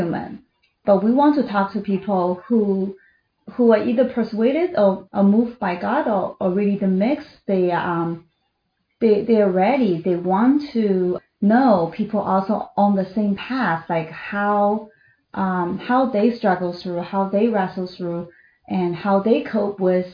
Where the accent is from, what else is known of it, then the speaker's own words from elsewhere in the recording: China; moved away as an adult; I was born in China, and I spent my first 27 years in China